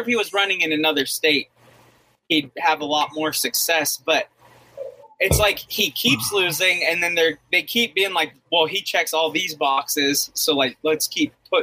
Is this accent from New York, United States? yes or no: no; Oregon, United States; moved away; I'm from Oregon